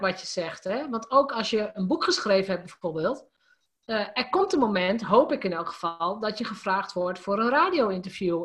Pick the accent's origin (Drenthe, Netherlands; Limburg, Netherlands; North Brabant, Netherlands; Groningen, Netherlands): Drenthe, Netherlands; als gewoon Drents meisje